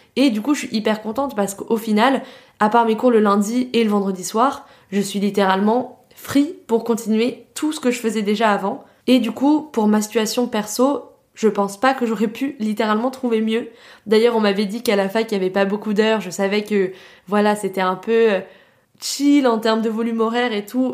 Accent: France; accent: French; also born or lived in New York, United States; mon petit accent français

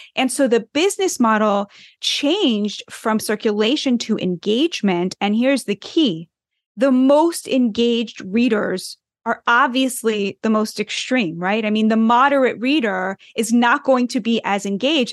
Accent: United States; I'm too American

